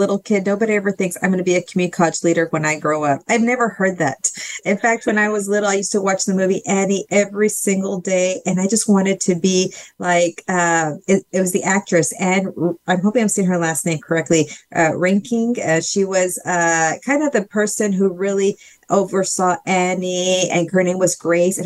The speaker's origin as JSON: {"language": "English", "town": "Brownsville", "region": "Texas", "country": "United States", "tie": "born or raised there", "said": "I was working at the University of Texas at Brownsville in Texas Southmost College. That's where I'm from. That's my hometown."}